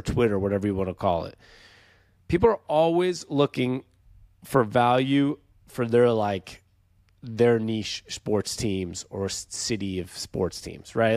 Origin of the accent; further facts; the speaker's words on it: Seattle, Washington, United States; moved away; we're from Seattle originally